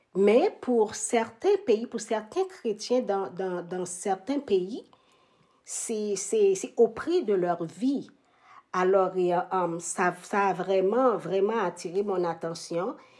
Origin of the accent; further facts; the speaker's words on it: Haiti; moved away as an adult; also born or lived in Montreal, Canada / Toronto, Canada; now in Ottawa, Canada; je suis originaire d'Haïti. je, suis arrivée à Montréal en 1994